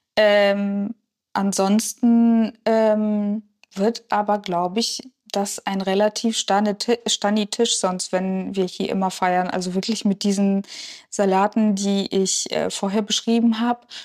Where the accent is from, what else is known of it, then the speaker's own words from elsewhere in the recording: Kachiry, Pavlodar Region, Kazakhstan; now in Germany; Ich bin am Fluss aufgewachsen